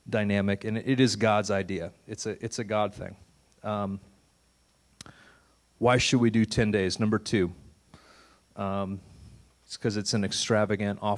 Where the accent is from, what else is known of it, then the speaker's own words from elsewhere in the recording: St. Louis, Missouri, United States; moved away as an adult; also born or lived in Santa Fe / Massachusetts; St. Louis is my hometown